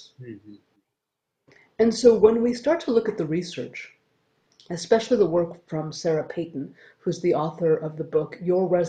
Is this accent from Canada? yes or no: yes; Canada; I'm Canadian